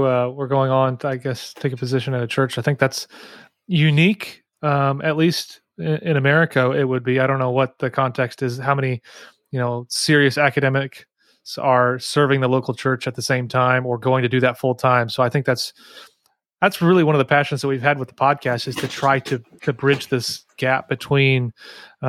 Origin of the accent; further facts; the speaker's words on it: United States; accent: American; my unfortunate American accent